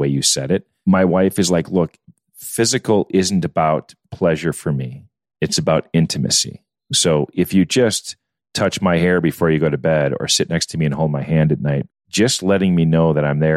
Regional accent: Midwest, United States; moved away as an adult; now in California, United States; My wife and I moved away from the Midwest, where we were both born and raised, with two kids

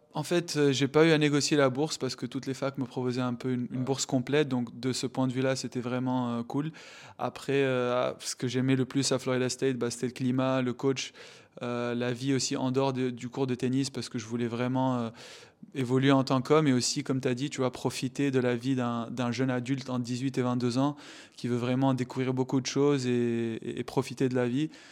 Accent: Tunisia; Je suis tunisien

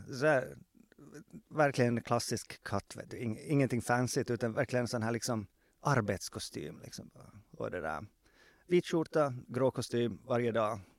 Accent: Jakobstad, Ostrobothnia, Finland; born there; vilket betyder att det i mitt pass står att jag är född i Jakobstad.

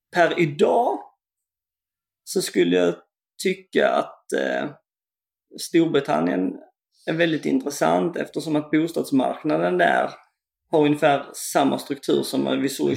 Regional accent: Kristianstad area, Skåne, Sweden; bygden där jag kommer ifrån

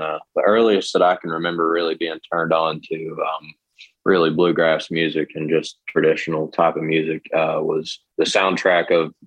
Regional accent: Catlettsburg, Kentucky, United States; now in Lexington, United States; I'm from Catlettsburg, Kentucky, which is a northeast part of the state, but I'm living in Lexington these days.

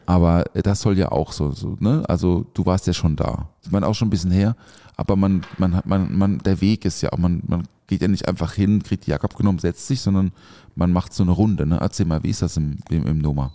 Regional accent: the area around Europa-Park, Baden-Württemberg, Germany; ich bin ja da in der Ecke auch aufgewachsen

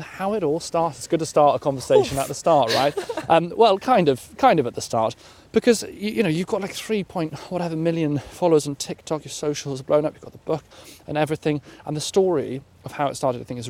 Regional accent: South Wales, United Kingdom; moved away; we are both South Walians. We're proud Welsh peoples.

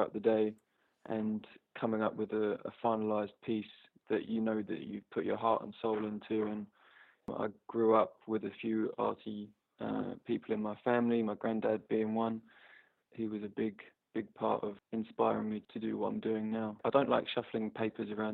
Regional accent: Upminster, London, United Kingdom; I'm from Upminster in Essex

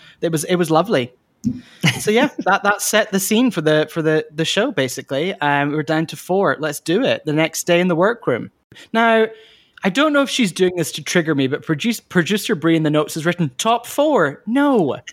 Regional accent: Scotland, United Kingdom; accent: Scottish; my Scottish accent

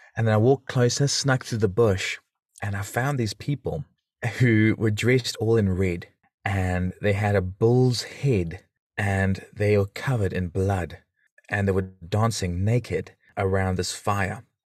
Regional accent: South Africa; accent: South African; now in New Zealand; I've got a South African accent, for those listening who might think he's not a Kiwi or New Zealander, but, um, 'cause I'm from South Africa originally.

